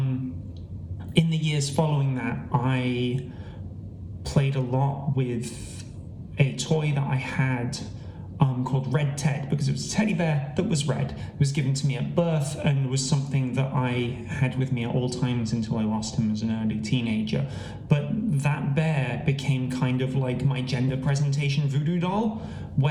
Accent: Gloucester, South West England, United Kingdom; born in Gloucester

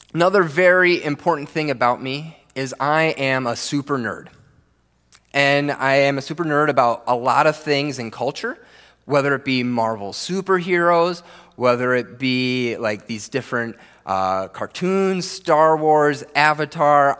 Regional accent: Minnesota, United States; I grew up here in Minnesota, the land of ten thousand lakes

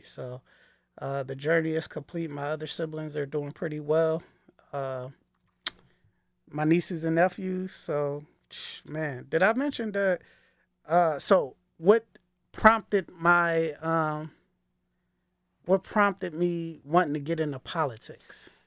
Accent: Philadelphia, Pennsylvania, United States; I grew up in Northwest Philadelphia, not West Philly people. Um, that would be the West Oak Lane section of the city

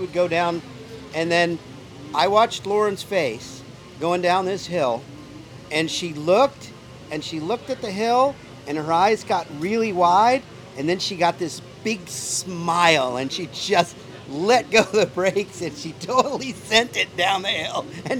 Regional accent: Colorado, United States; moved away as an adult; also born or lived in Monument, Colorado; now in North Texas, United States; I am from Colorado, but I just recently moved to North Texas

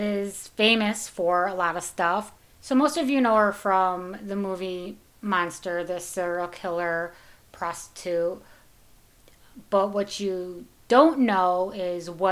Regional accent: Taylor, Michigan, United States; I grew up in Taylor Tucky

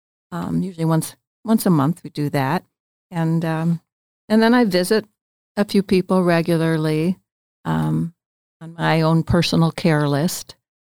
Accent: Detroit, Michigan, United States; Well, I was born in the Detroit area and raised there in a wonderful Christian family.

